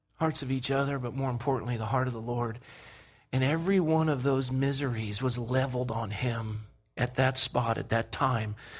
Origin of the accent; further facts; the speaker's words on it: Coronado, California, United States; kid growing up in Coronado